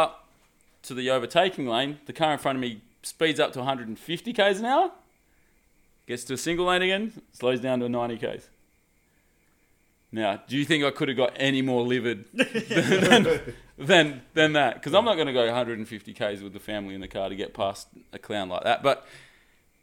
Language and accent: English; Collie, Western Australia, Australia; I grew up in Collie